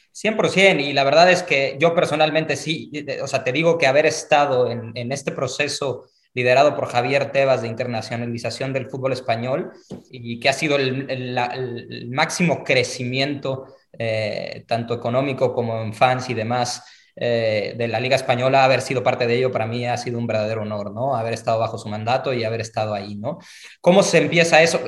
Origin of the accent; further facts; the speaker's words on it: Mexico; yo soy mexicano